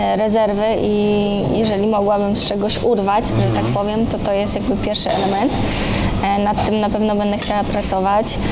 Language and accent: Polish; Poland; ja jestem z Polski